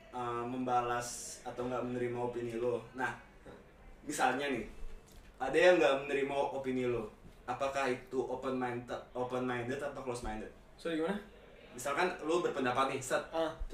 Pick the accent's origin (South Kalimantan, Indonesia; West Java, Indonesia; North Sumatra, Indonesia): West Java, Indonesia; Tambun; Karena kalau berhubung gue gede di daerah ini, gue gede di Tambun